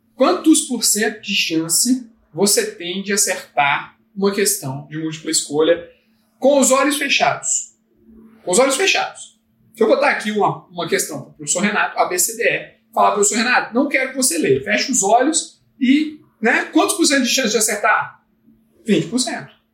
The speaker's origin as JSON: {"language": "Portuguese", "town": "Brasília", "region": "Federal District", "country": "Brazil", "tie": "born or raised there", "said": "eu quero ficar aqui no DF, que é a cidade onde eu nasci, Brasília"}